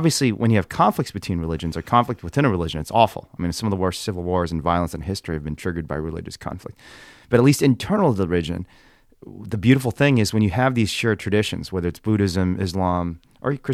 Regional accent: Indiana, United States; but I still do the things I did when I was a confused kid growing up in Indiana.

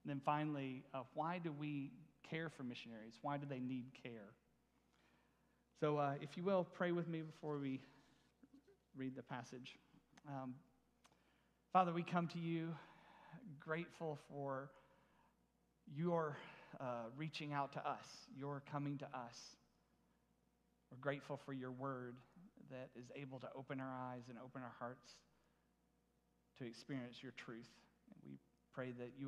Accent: Spring Place, Georgia, United States; moved away as an adult; I grew up in Spring Place, went to Murray County High School, class of 92

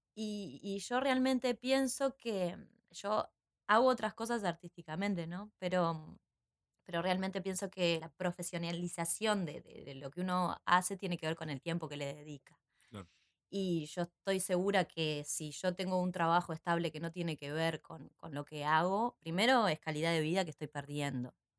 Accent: San José de Mayo, San José, Uruguay; now in Montevideo, Uruguay; cuando era chica en San José, yo soy de San José

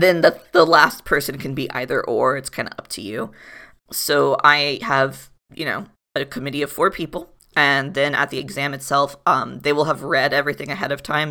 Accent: Florida, United States; moved away; also born or lived in Providence; I was born and raised in Florida

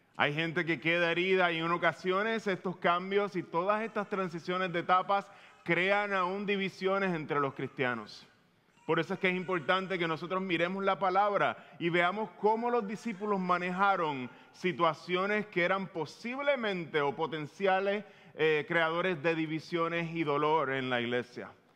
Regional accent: Puerto Rico; tú y yo como boricua

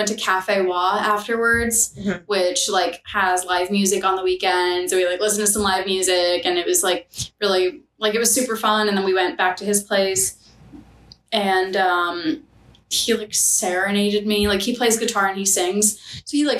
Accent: New York, United States; I'm a New Yorker.

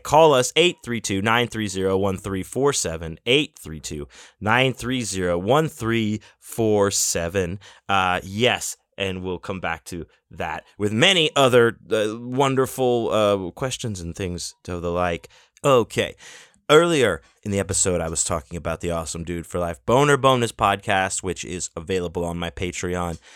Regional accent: Houston, Texas, United States; my hometown, to Houston

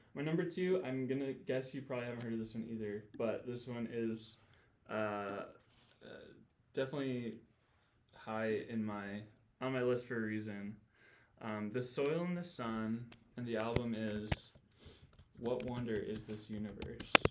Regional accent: Grand Rapids, Michigan, United States; moved away as an adult; I grew up in Grand Rapids, Michigan

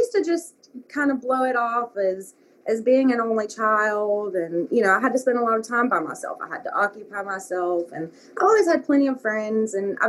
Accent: Arab, Alabama, United States; And I have good memories of Arab and stuff, too. Don't get me wrong. Like, that's listed as my hometown on Facebook, but home is the other LA, as John Freeman used to call it.

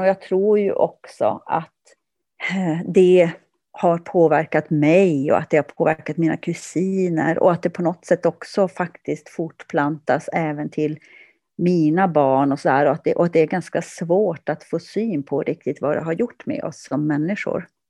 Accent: Kiruna, Norrbotten County, Sweden; also born or lived in Kurkkio; jag växte upp i centrala Kiruna

